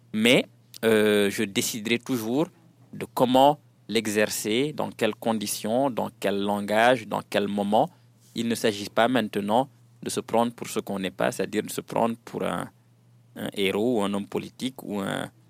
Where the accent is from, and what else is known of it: Senegal; French is a second language